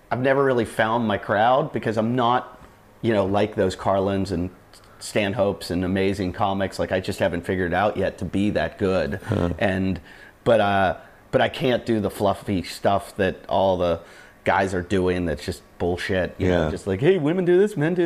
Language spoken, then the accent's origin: English; Pittsburgh, Pennsylvania, United States; I grew up in Pittsburgh, and my dad worked with the University of Pittsburgh football team